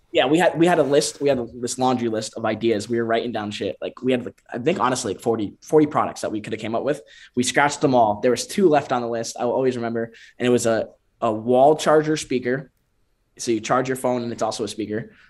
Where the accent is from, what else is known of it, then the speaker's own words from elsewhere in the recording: Connecticut, United States; also born or lived in Bend, Oregon; now in Miami, United States; we're all from Connecticut, and then we moved down to Miami to catch the sun